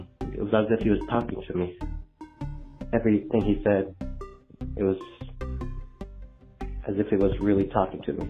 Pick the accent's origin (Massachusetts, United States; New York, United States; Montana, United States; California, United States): California, United States; Stockton; I'm from Stockton, California